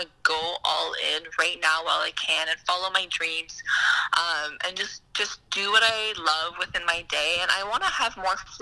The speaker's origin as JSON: {"language": "English", "town": "Ottawa", "region": "Ontario", "country": "Canada", "said": "I'm from Ottawa, and I have family from Montreal and that whole surrounding area."}